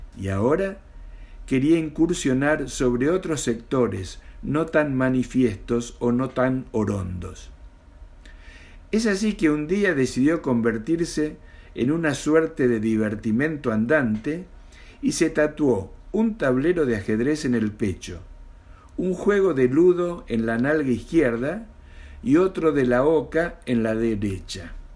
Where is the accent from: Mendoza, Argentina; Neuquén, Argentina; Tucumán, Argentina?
Mendoza, Argentina; now in Buenos Aires, Argentina; nací en Mendoza y vivo en Capital Federal de la República Argentina